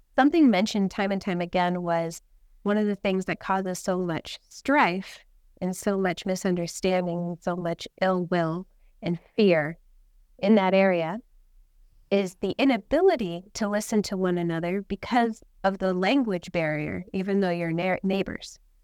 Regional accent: Tucson, Arizona, United States; we're from Tucson, Arizona

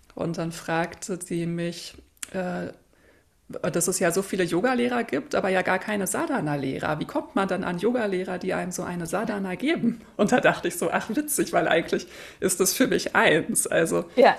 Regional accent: Berlin, Germany; now in Hamburg, Germany; ich bin Berlinerin, wohne in Hamburg

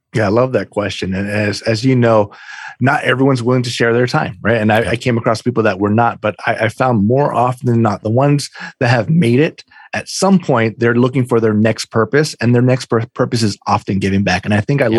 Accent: Oahu, Hawaii, United States; moved away as an adult; now in East Coast, United States; I'm I'm from Hawaii originally, born and raised uh, in the islands, uh, Oahu

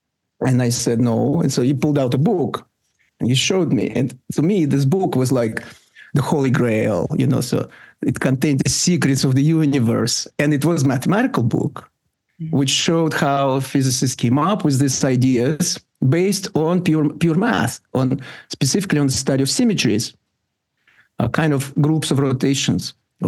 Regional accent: Russia; English is a second language; when I grew up in the Soviet Union

